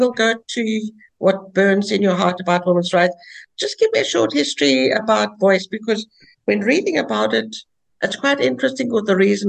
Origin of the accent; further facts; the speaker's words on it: South Africa; I'm from South Africa.